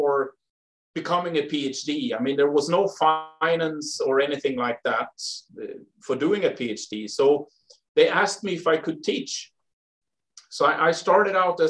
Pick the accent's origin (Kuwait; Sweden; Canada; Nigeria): Sweden; moved away; I grew up in the forest, basically. Not middle of Sweden, but south of the middle of Sweden and to the west. In a small town.